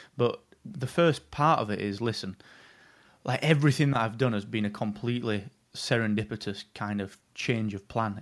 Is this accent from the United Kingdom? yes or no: yes; England, United Kingdom; I am really English